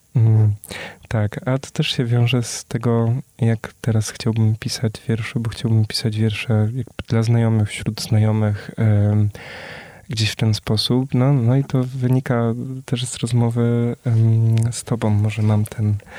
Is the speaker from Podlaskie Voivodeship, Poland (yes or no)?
no; small town near Częstochowa, Silesian Voivodeship, Poland; moved away; Ja sam też jestem z małej miejscowości pod Częstochową, gdzie zresztą moi rodzice przyjechali